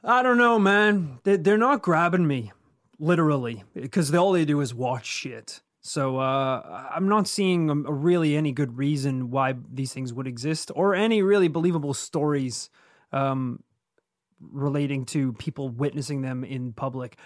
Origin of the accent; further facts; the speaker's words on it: Northern Ireland, United Kingdom; where we grew up in Northern Ireland